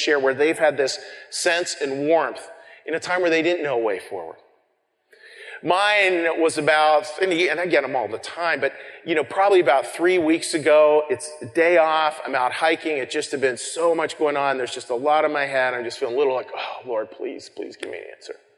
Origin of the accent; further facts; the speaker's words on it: Colorado, United States; moved away as an adult; growing up in Colorado, and being a mountain person